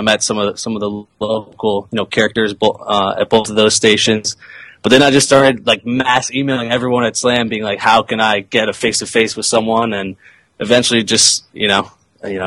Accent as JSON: {"language": "English", "town": "Silver Spring", "region": "Maryland", "country": "United States", "tie": "born or raised there", "said": "I grew up in Silver Spring, you know, right there on the D.C. border."}